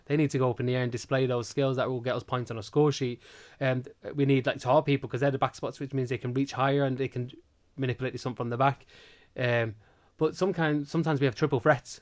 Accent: Manchester, North West England, United Kingdom; moved away as an adult; also born or lived in Ireland / Dublin; So originally I'm from Manchester

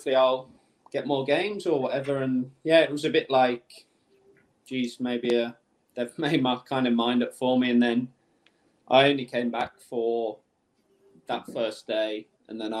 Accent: Birmingham, West Midlands, United Kingdom; I'm from Birmingham, so it was like in my home city

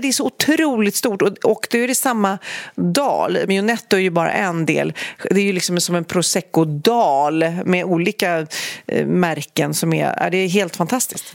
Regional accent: Storholmen, Stockholm County, Sweden; min, min uppväxt på Storholmen

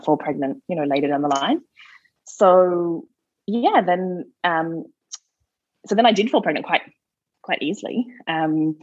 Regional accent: Australia; moved away as an adult; now in Newbridge, Ireland; I'm Australian

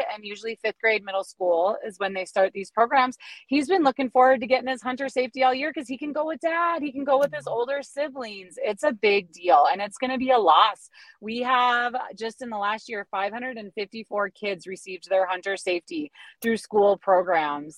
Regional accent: Milwaukee, Wisconsin, United States; moved away as an adult; now in Wyoming, United States; I'm originally from Milwaukee

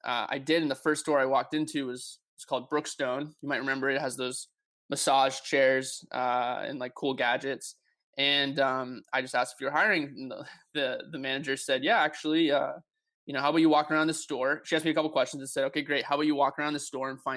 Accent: Hollis, New Hampshire, United States; I grew up in a small town in New Hampshire. It's called Hollis, New Hampshire

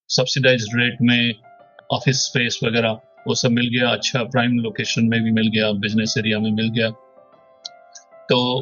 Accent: Bhubaneswar, Odisha, India; Hindi is a second language; moved away as an adult; also born or lived in Hyderabad; भुवनेश्वर मेरा home town है but मैंने 20-25 साल से तो हैदराबाद में रहा था

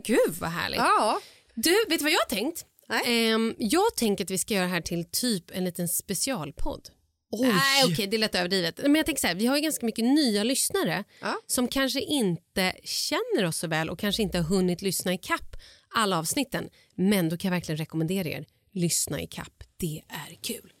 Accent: Vallentuna, Stockholm County, Sweden; jag var uppvuxen då i Vallentuna

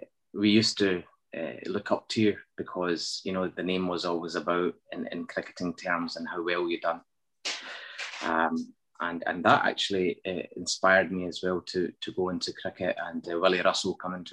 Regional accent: Scotland, United Kingdom; also born or lived in Münster, Germany / Battlefield, Glasgow; So my upbringing largely has been in Scotland. I was 8 years old when I came here from Germany, born in Germany, in Munster.

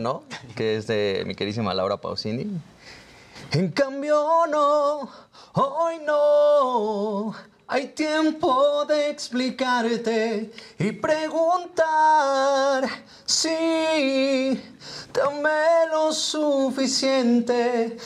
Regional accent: Hermosillo, Sonora, Mexico; De Hermosillo, Sonora

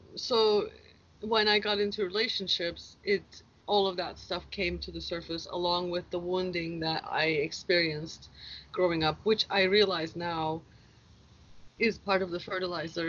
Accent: Turkey; also born or lived in Seattle, United States; now in Hawaii, United States; my journey started out growing up in Turkey 44 years ago

